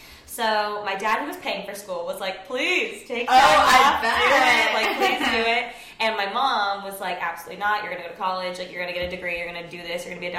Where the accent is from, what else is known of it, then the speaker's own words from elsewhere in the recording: Orange County, California, United States; now in Los Angeles, United States; I grew up in Orange County, which is not too far from here. Honestly, like 10 minutes from Disneyland.